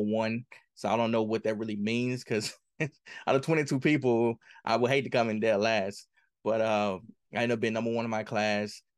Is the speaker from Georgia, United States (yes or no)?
no; Mississippi, United States; I grew up in Kilmarnock, Mississippi